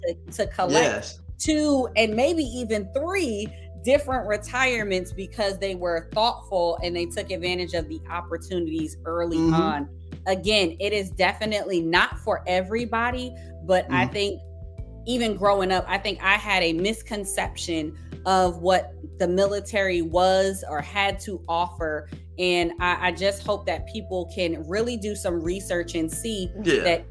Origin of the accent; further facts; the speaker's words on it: New Jersey, United States; I grew up in New Jersey.